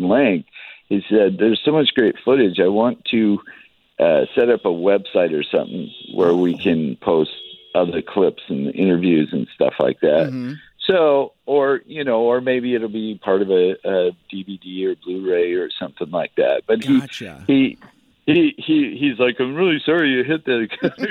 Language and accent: English; Northern Idaho, United States; moved away as an adult; now in Seattle, United States; I grew up in Northern Idaho